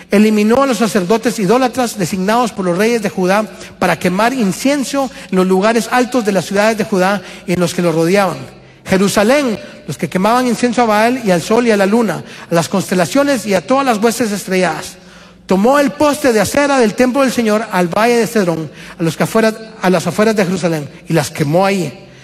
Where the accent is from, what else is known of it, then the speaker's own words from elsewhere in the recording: Guatemala; moved away as an adult; Alison y yo y la familia venimos de Guatemala hace año y medio casi.